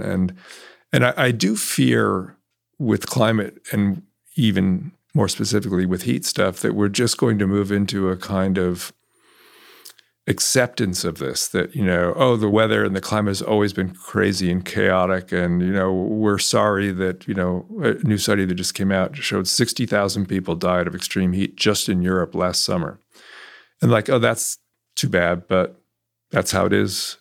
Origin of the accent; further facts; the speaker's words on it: California, United States; also born or lived in New York; now in Texas, United States; I grew up in California